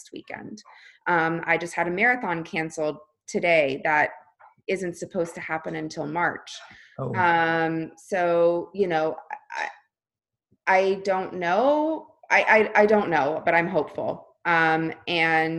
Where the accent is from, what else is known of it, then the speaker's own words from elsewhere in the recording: Florida, United States; now in California, United States; I grew up in Florida. I now live in California